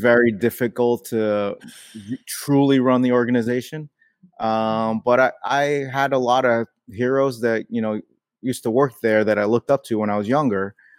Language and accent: English; New York City, New York, United States; I was born in New York City